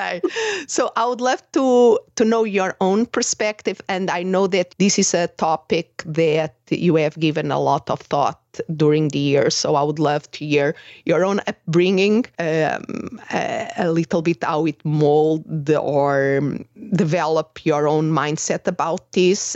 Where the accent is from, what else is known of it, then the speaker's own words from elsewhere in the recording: Portugal; moved away as an adult; also born or lived in England; I'm originally from Portugal, and I went to study abroad in England